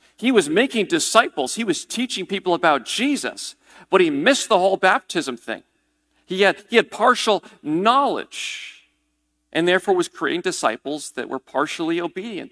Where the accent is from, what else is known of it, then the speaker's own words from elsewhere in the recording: New England, United States; I'm a New Englander.